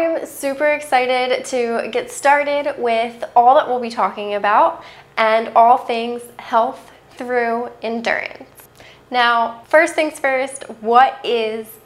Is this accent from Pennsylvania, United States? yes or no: yes; outside of Philadelphia, Pennsylvania, United States; where I grew up outside of Philadelphia